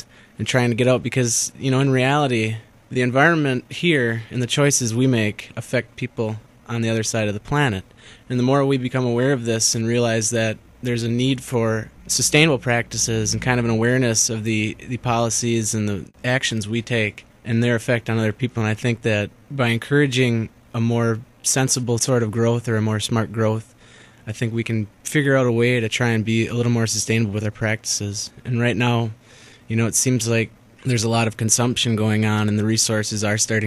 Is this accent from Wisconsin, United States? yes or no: yes; Wisconsin, United States; I grew up in a real rural area in Wisconsin. My hometown had 189 people in it